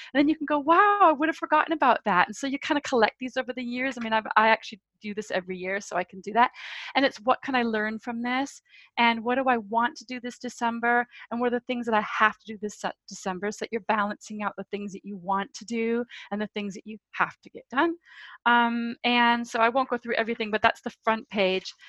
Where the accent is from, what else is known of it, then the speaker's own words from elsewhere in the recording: United States; now in London, United Kingdom; I'm American